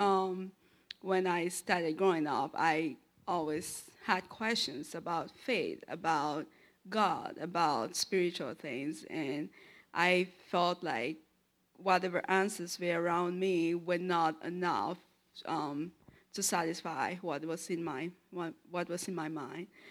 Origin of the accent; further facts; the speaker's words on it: Yaoundé, Centre, Cameroon; moved away; I am from Cameroon. Uh, my city is Yaoundé.